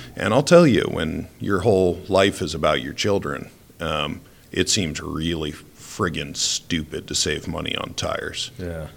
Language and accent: English; Rhode Island, United States; moved away as an adult; now in Idaho, United States; I grew up in Rhode Island with tons of ice